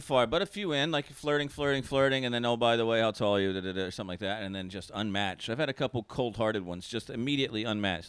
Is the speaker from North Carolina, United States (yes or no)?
yes; North Carolina, United States; moved away; I'm from North Carolina originally. Born and raised